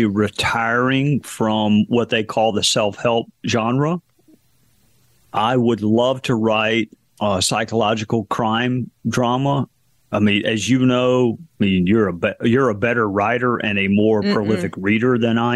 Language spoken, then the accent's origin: English; South Carolina, United States; my home state of South Carolina